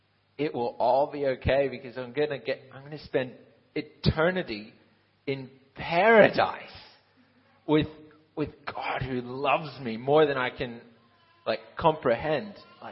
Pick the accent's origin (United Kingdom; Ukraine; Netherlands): Ukraine; I'm 22 years old. I'm in my third year of Bible college. I grew up in Ukraine. My dad is Aussie. My mum is Canadian-American. That's why I sound so messed up.